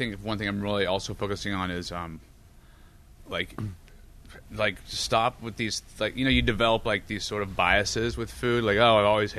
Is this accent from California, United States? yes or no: yes; California, United States; from Orange County, California. I want to make my own food, and I want to do it my way.